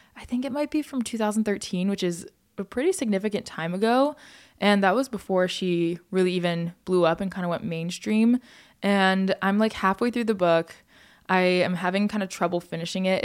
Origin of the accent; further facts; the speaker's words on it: United States; as an American